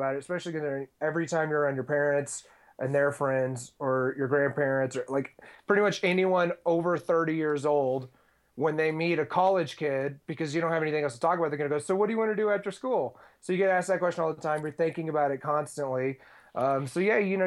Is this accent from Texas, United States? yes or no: yes; Houston, Texas, United States; I am from Texas originally. I grew up in Houston